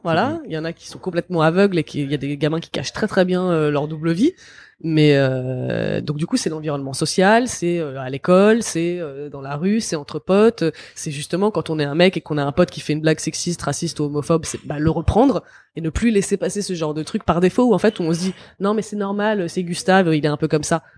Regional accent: France; je suis né en France

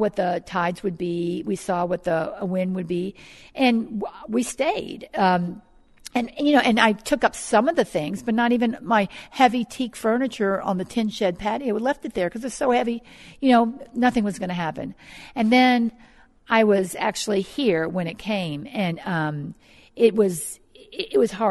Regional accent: New Orleans, Louisiana, United States; moved away as an adult; also born or lived in California; now in Bay St. Louis, United States; I'm from New Orleans, and I actually remember going through Betsy when I was young

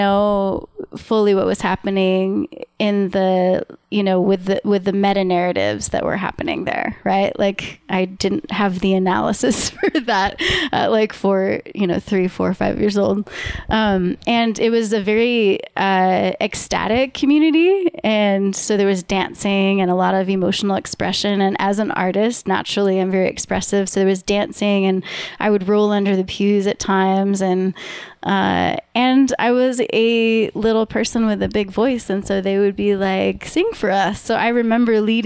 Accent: Maine, United States; moved away as an adult; also born or lived in Massachusetts / Minnesota; now in Colorado, United States; it was a very difficult upbringing in Maine.

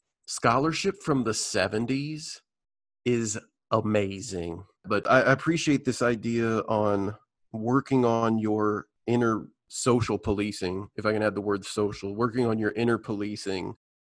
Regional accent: Midwest, United States; I grew up in the Midwest playing sports

